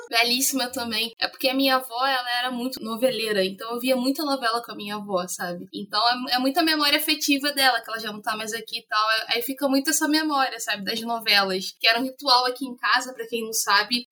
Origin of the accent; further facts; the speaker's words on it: Rio de Janeiro, Brazil; sou do Rio de Janeiro